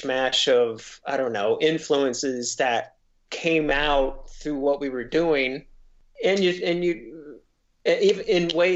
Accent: Decatur, Illinois, United States; also born or lived in Sullivan, Illinois / Mattoon, Illinois; when I grew up in Decatur, Illinois

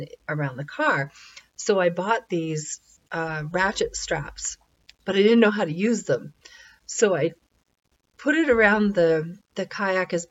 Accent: New Hampshire, United States; moved away; I grew up in New Hampshire, and it's a great little state

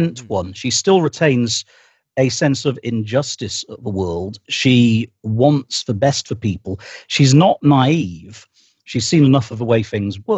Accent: United Kingdom; I am British, I live here.

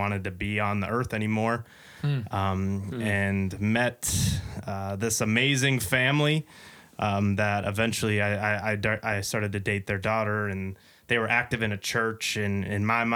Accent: Lakeville, Minnesota, United States; I was born and raised in Lakeville, Minnesota

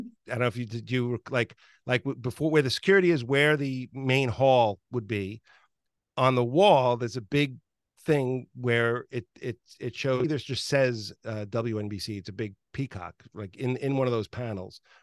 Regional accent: New York, United States; I grew up in New York

